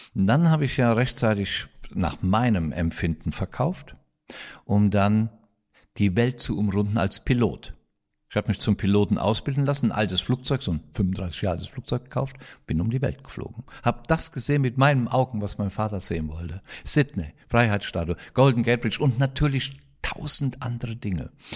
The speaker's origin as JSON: {"language": "German", "town": "Kroppach", "region": "Rhineland-Palatinate", "country": "Germany", "tie": "born or raised there", "said": "Das ist hier, das ist Kroppach im Westerwald"}